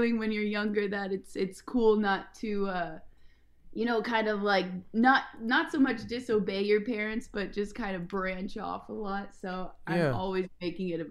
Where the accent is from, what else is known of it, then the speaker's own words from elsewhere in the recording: Ashland, Oregon, United States; moved away as an adult; also born or lived in Bay Area; now in Los Angeles, United States; I grew up in a very small town in Oregon. It's called Ashland, Oregon